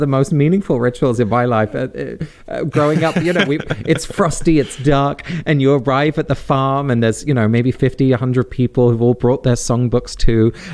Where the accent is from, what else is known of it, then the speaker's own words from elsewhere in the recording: England, United Kingdom; I was born in England and raised in the UK